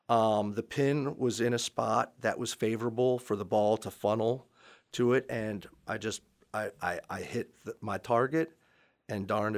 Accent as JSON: {"language": "English", "town": "Gaithersburg", "region": "Maryland", "country": "United States", "tie": "born or raised there", "said": "I grew up in Gaithersburg. My dad worked in a law firm down in D.C."}